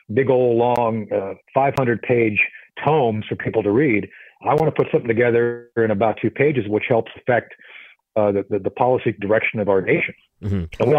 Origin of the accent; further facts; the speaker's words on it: Lisbon, Portugal; now in United States; I grew up in Lisbon, Portugal in the 70s